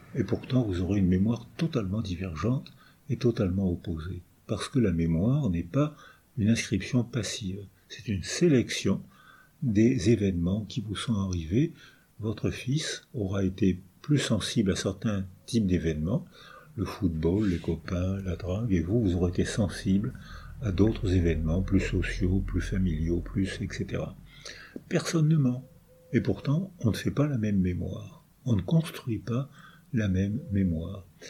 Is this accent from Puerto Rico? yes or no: no; France; first language French; also born or lived in La Seyne-sur-Mer; Je sais que je suis français, euh, malgré mes origines euh, ukrainiennes et polonaises, je sais, j'ai la chance d'être français, euh, c'est ma langue maternelle